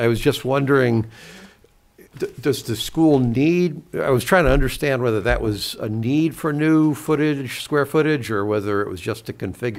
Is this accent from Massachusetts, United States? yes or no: yes; Seekonk, Massachusetts, United States; now in Medfield, United States; as a native, as someone who grew up in Seekonk, in all my entire life